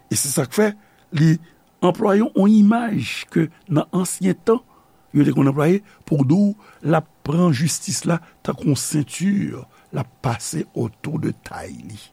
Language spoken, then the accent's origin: Haitian Creole; Haiti; peyi kote nou fet, Haiti